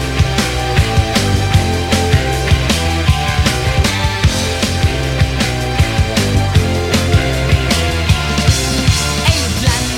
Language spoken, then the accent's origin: English; Canada; I'm Canadian.